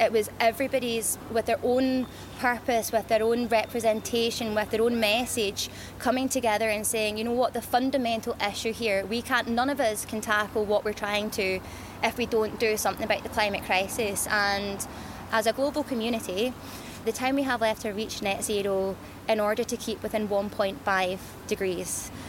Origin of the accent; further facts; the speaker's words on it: Scotland, United Kingdom; it's amazing to have COP26 here in my hometown.